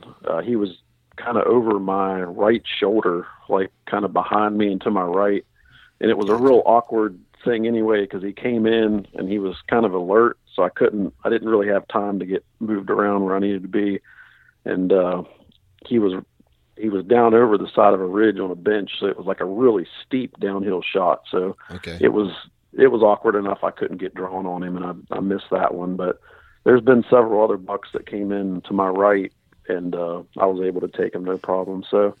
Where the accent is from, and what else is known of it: West Virginia, United States